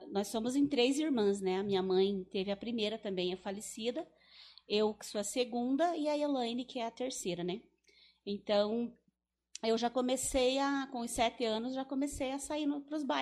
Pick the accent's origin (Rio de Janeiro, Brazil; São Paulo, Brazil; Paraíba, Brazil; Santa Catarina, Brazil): Paraíba, Brazil; Teixeira; sou natural daqui mesmo de Teixeira, né? Mas nasci na, na época era o parto era, na, era com a parteira, né?